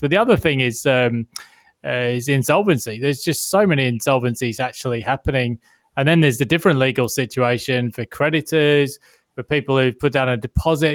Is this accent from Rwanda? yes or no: no; United Kingdom; now in Australia; being a Brit